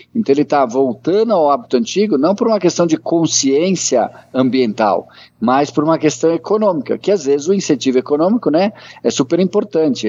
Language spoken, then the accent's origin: Portuguese; Brazil; eu sou do Brasil